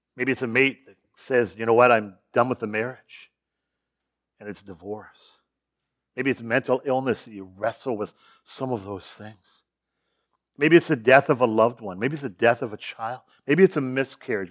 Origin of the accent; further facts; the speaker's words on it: Sarnia, Ontario, Canada; also born or lived in Chicago; born and raised in Sarnia, just down the road